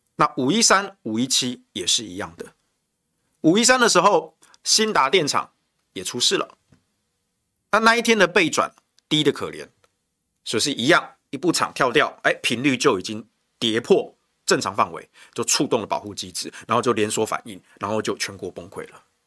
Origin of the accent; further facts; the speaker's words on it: Taichung, Taiwan; 我身为台中人